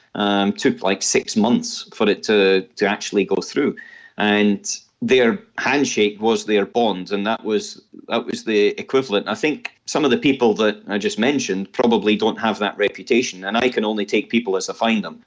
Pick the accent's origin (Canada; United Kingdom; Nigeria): United Kingdom; Scotland; as a Scotsman